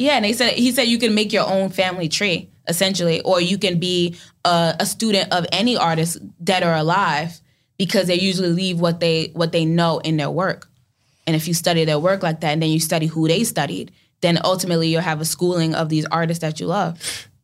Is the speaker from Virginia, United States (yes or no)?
no; New York City, New York, United States; I'm from Brooklyn